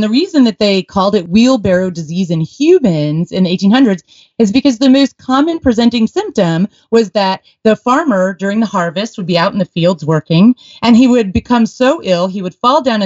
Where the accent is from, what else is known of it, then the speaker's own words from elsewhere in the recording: Texas, United States; when we were growing up in Texas